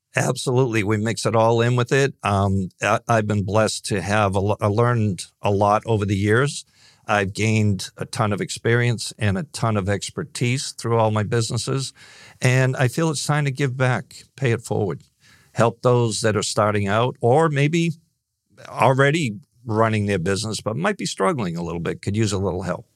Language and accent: English; Northeast, United States; growing up in the Northeast